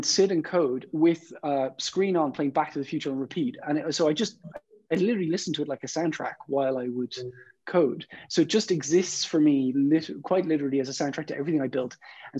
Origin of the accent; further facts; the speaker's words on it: Ireland; I'm from Ireland